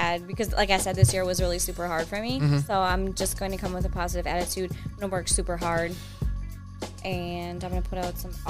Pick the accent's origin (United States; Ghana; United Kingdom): United States; Wisconsin; I'm from the Midwest, Wisconsin.